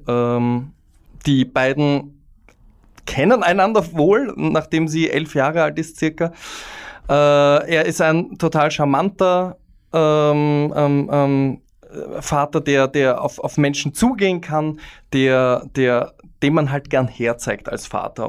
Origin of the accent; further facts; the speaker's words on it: Vienna, Austria; ich als Wiener